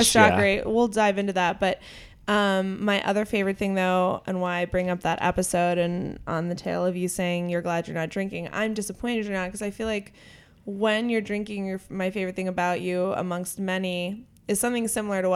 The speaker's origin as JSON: {"language": "English", "town": "Clarion", "region": "Pennsylvania", "country": "United States", "tie": "born or raised there", "said": "my hometown of Clarion, Pennsylvania"}